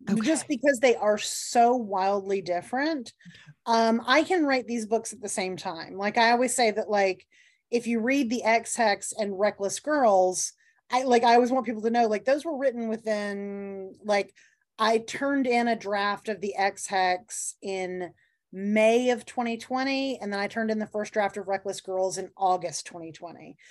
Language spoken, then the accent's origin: English; the South, United States; my home state